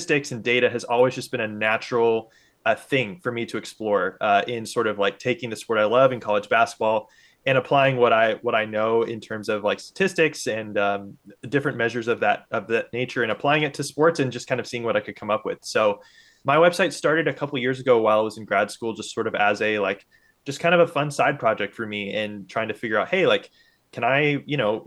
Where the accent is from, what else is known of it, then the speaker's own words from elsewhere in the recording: Indianapolis, Indiana, United States; I grew up in Indianapolis, you know, a major hub for basketball